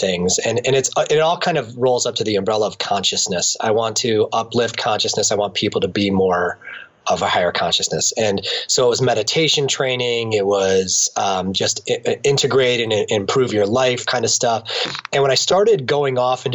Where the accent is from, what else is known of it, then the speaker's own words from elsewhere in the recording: Akron, Ohio, United States; here in my hometown in Akron